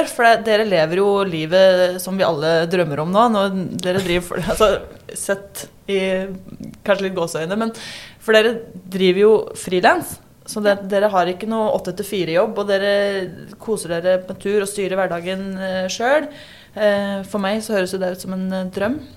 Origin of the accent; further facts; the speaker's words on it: Drammen, Buskerud, Norway; moved away as an adult; now in Lofoten, Norway; Nei, jeg er også fra Drammen.